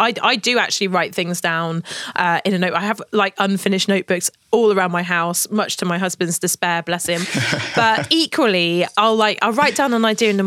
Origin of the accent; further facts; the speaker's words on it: United Kingdom; being the British naive girl that I was back at the time